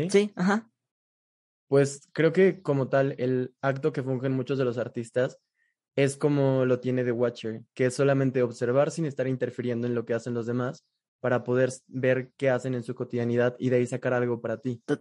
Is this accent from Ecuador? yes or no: yes; Ecuador; Sí, yo nací en Ecuador.